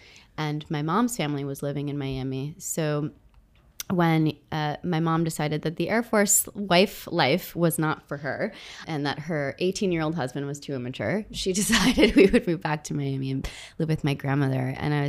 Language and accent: English; Jeddah, Makkah Province, Saudi Arabia; moved away; I grew up in Saudi Arabia, in Jeddah to be precise, on the coast of the Red Sea. My dad was working there as an aircraft mechanic, and I spent a decade of my life out there.